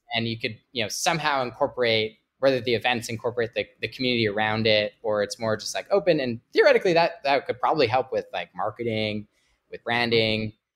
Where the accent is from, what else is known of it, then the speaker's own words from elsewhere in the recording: Canada; I'm Canadian